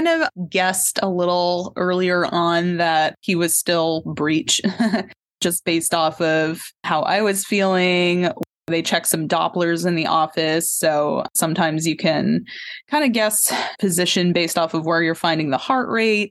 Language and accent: English; Tenants Harbor, Maine, United States; So I'm a Maine native, actually. I grew up in Tennant's Harbor.